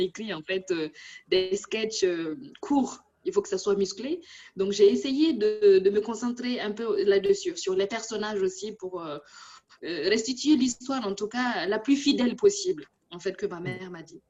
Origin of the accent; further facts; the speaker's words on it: Burkina Faso; moved away as an adult; now in France; j'ai quitté mon pays natal depuis 20 ans, une vingtaine d'années, mais mon cœur y est toujours là-bas